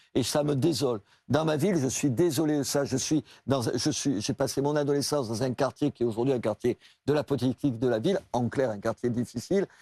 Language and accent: French; Brusque, Occitania, France; also born or lived in Algeria; now in Béziers, France; quand j'étais petit, j'habitais à Brusque, pieds noirs. Et après, à Brusque, dans un village de l'Aveyron